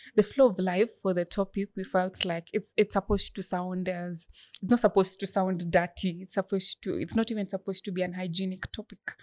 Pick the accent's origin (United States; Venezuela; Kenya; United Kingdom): Kenya; Bomet County; I come from Bomet County